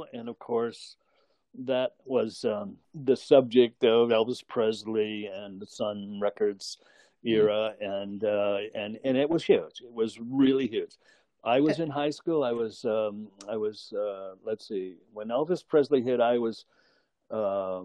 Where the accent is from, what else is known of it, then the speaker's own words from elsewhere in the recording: Brantford, Ontario, Canada; in my hometown in Brantford, Ontario, Canada, there was country music